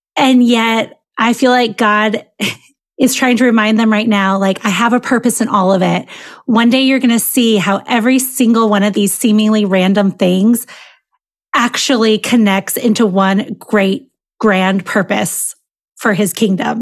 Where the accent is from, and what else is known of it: Michigan, United States; born or raised there